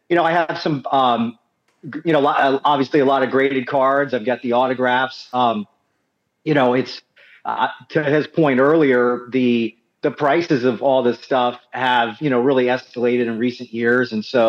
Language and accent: English; Orlando, Florida, United States; I'm 44 years old, and so I started watching wrestling in diapers. You know, I'm from Orlando, Florida